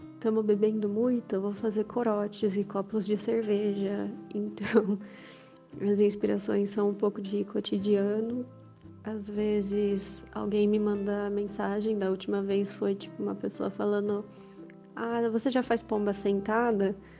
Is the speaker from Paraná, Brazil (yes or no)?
no; Campinas, São Paulo, Brazil; eu sou de Campinas